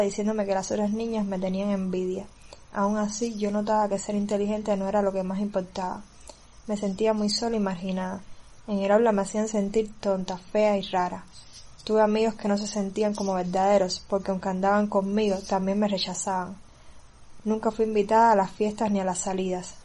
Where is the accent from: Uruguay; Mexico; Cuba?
Cuba; soy cubana